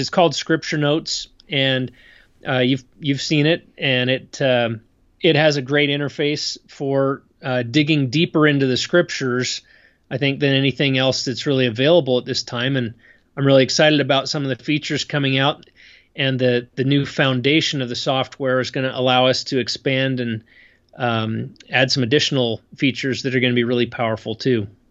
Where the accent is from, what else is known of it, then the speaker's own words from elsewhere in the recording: State College, Pennsylvania, United States; moved away as an adult; also born or lived in Idaho; now in Utah, United States; I grew up in a college town